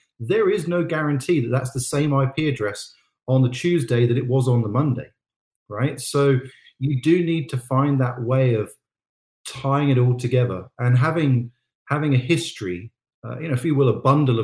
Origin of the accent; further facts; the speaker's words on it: United Kingdom; I'm British